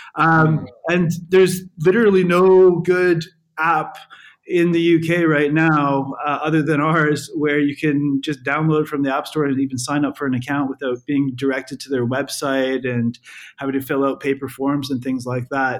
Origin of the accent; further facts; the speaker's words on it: Canada; moved away as an adult; now in London, United Kingdom; I'm I'm from Canada